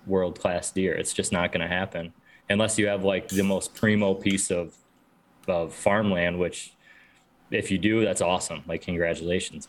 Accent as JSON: {"language": "English", "region": "New York", "country": "United States", "tie": "born or raised there", "moved": "as an adult", "lives_now": "Midwest, United States", "said": "growing up in New York"}